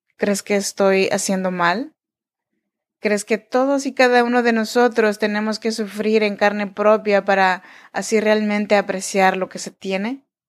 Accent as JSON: {"language": "Spanish", "region": "Oaxaca", "country": "Mexico", "said": "Yo soy mexicana, oaxaqueña."}